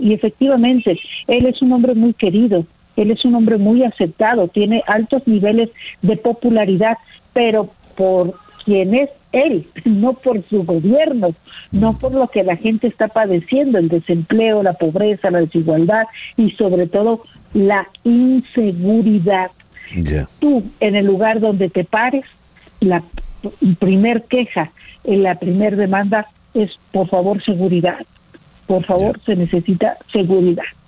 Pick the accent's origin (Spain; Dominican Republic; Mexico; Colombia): Mexico; la segunda ciudad más poblada de nuestro país